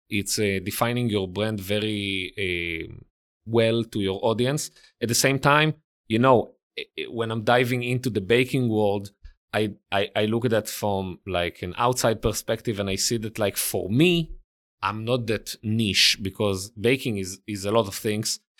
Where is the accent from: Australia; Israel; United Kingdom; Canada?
Israel; accent: Israeli; English is a second language; moved away as an adult; also born or lived in Italy; now in New York City, United States; I grew up and lived in Israel